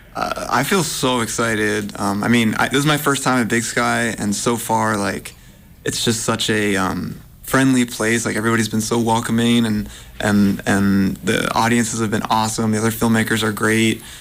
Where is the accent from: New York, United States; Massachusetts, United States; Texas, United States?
Massachusetts, United States; now in Portland, United States; I, I grew up in Massachusetts